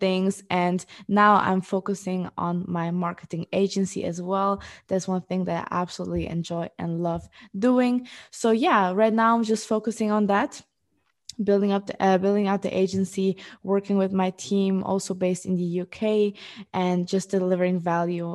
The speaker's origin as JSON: {"language": "English", "country": "Luxembourg", "tie": "born or raised there", "also_born_or_lived": "Portugal", "moved": "as an adult", "lives_now": "Amsterdam, Netherlands", "said": "I am originally from Portugal. I grew up in, um, Luxembourg, and four years ago, I moved to Amsterdam"}